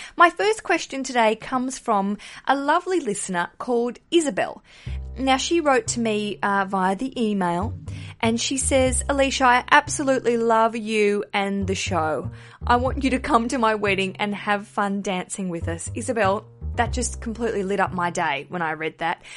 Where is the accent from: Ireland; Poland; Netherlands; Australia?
Australia; accent: Australian; now in London, United Kingdom; hear my accent and go, "Oh, Australian